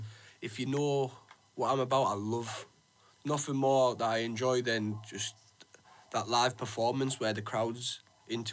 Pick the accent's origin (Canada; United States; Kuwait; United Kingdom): United Kingdom; Middlesbrough, North East England; we're from Middlesbrough